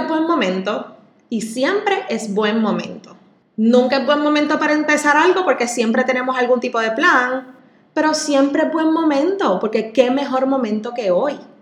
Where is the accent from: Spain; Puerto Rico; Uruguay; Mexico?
Puerto Rico; así somos los boricuas